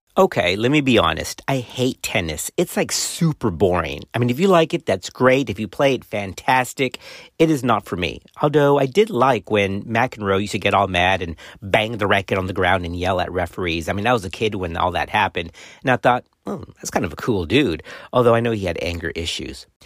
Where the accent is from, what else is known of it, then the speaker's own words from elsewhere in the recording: South Texas, United States; I grew up in South Texas on the border of Mexico.